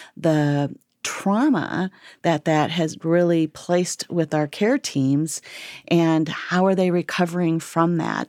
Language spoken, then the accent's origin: English; Fort Wayne, Indiana, United States; born and raised in Fort Wayne, lived in Fort Wayne